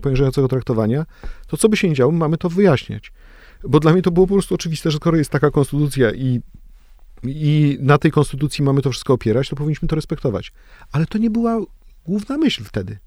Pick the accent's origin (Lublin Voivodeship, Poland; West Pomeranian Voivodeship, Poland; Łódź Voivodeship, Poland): West Pomeranian Voivodeship, Poland; Gryfice; moved away; ja pochodzę z Gryfic